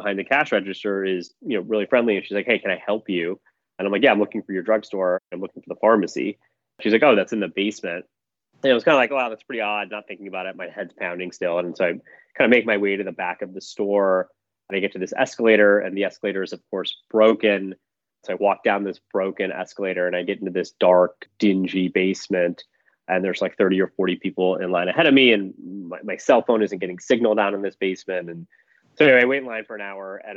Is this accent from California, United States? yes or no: no; Michigan, United States; moved away as an adult; also born or lived in Philadelphia / New York / London; I grew up in Michigan